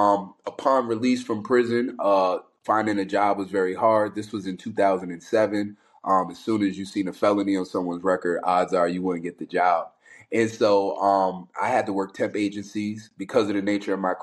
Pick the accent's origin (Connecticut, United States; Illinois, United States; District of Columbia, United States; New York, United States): New York, United States; Albany; I'm a kid from New York City. I was born in Manhattan, split time between the Bronx and Harlem. When I was around 8 years, 9 years old, my father passed away, which then led my mother to say she wanted to leave New York City. So we migrated back up north, Albany, New York